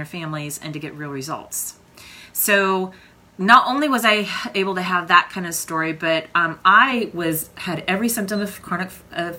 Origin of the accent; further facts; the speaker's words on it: Oklahoma, United States; I am from Oklahoma